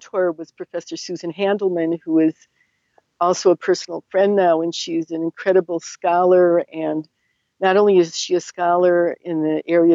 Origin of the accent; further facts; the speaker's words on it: Cleveland, Ohio, United States; I was born and raised in Cleveland